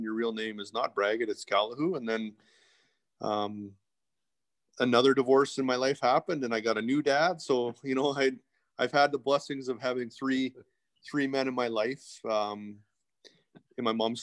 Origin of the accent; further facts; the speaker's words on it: Edmonton, Alberta, Canada; originally I'm from Edmonton, born and raised in Edmonton